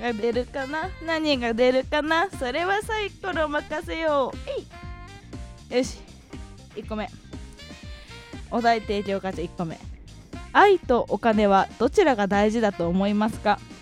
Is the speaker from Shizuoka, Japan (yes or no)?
no; Hokkaido, Japan; 私の地元北海道